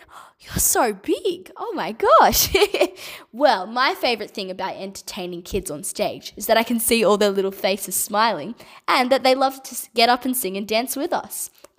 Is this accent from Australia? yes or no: yes; Australia; also born or lived in Addis Ababa, Ethiopia; I was born in Ethiopia, in Addis Ababa, which is the capital. And my Australian parents adopted me from there when I was 8 months old. And I've lived in Australia ever since.